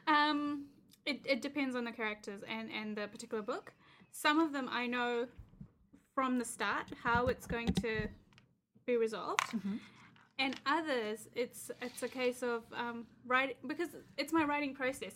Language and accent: English; New Zealand; I'm a Kiwi